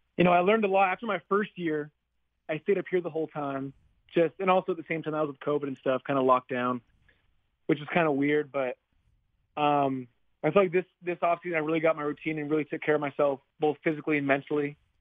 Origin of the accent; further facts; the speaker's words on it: Utah, United States; moved away as an adult; now in Seattle, United States; growing up in Utah